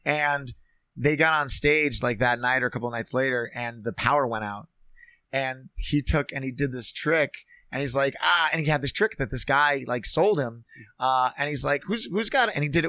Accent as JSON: {"language": "English", "town": "Minneapolis", "region": "Minnesota", "country": "United States", "also_born_or_lived": "Bozeman, Montana / Las Vegas, Nevada", "said": "I'm from Minneapolis and Bozeman, Montana and Las Vegas."}